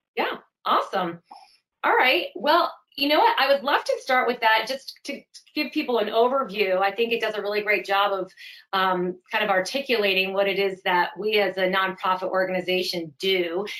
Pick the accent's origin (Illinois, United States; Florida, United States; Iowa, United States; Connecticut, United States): Connecticut, United States; moved away as an adult; also born or lived in Vermont; now in California, United States; I grew up in Connecticut, went to school in Vermont, um, the University of Vermont, and then moved out here and have stayed and started my family here